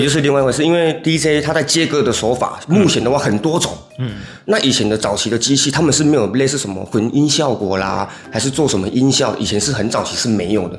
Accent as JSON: {"language": "Chinese", "country": "Taiwan", "said": "我们台湾人"}